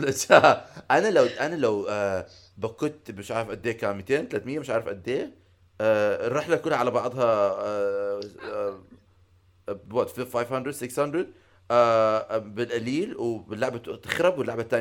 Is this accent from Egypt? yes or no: no; Syria; بس انا سوري يعني آه، آه، توقف ساعه ونص على اللعبه